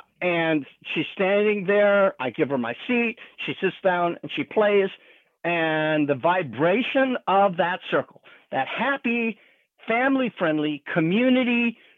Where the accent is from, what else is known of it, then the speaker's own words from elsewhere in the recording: California, United States; And I'm from California.